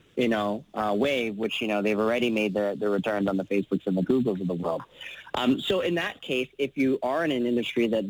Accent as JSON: {"language": "English", "town": "Vancouver", "region": "British Columbia", "country": "Canada", "tie": "born or raised there", "also_born_or_lived": "San Francisco", "moved": "as an adult", "said": "I was born and raised in Vancouver. I'm Canadian."}